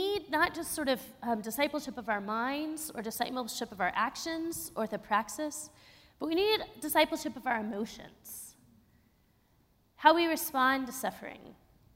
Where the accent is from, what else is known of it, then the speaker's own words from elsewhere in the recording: Texas, United States; also born or lived in Austin, Texas / Pittsburgh; being a Texan who was brought up to really ignore grief